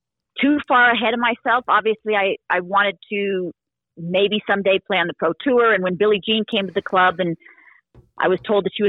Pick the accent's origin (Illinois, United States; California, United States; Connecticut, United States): California, United States; Southern; growing up in Southern California with a lot of people to play